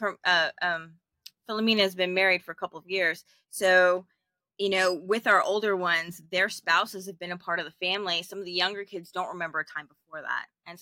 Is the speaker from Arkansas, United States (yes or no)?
no; Alexandria, Virginia, United States; I'm from Northern Virginia. I grew up in Alexandria